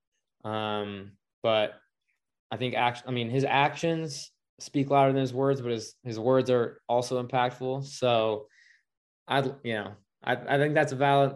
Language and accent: English; Seattle, Washington, United States; I'm from Seattle